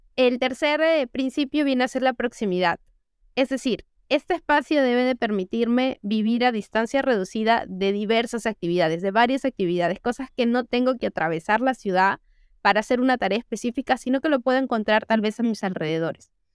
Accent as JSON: {"language": "Spanish", "region": "Lima", "country": "Peru", "said": "nosotros somos de acá, de Lima, Perú"}